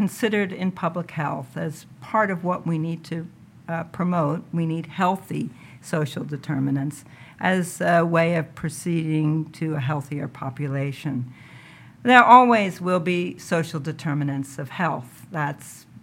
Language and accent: English; New York City, New York, United States; moved away as an adult; also born or lived in Zimbabwe; I grew up in New York City in Upper Manhattan